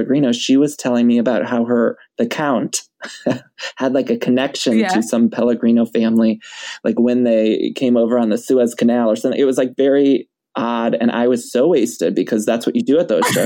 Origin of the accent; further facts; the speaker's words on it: Ohio, United States; also born or lived in Chicago; now in California, United States; I'm from Ohio. And then I lived in Chicago for a couple years before California. So I'm Midwest.